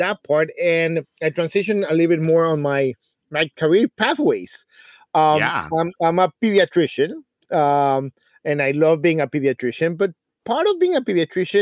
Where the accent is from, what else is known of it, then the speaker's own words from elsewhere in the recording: Mexico City, Mexico; moved away as an adult; I come from a small city. It's called Mexico City